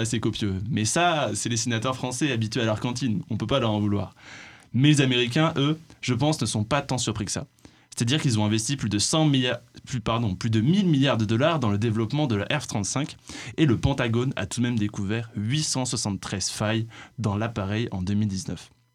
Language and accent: French; France; nous en tant que Français